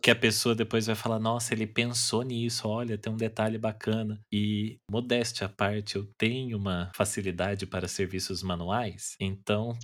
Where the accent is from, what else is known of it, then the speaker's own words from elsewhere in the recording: Taubaté, São Paulo, Brazil; eu sou de Taubaté